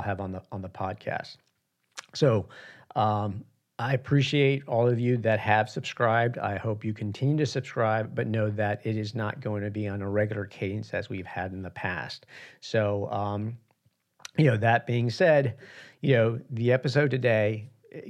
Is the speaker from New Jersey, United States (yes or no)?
no; New York City, New York, United States; moved away; I was born in Queens in New York, and I haven't been back probably in about 30 years